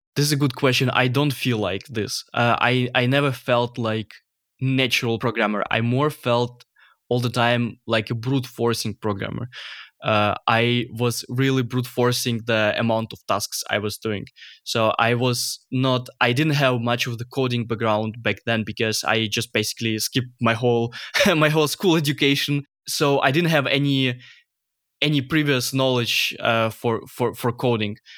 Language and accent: English; Ukraine; moved away as an adult; now in Germany; I'm originally from Ukraine.